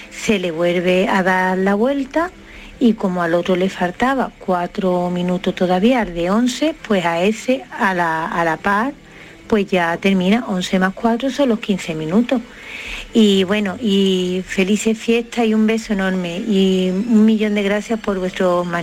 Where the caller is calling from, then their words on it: Seville, Andalusia, Spain; Soy … de Sevilla.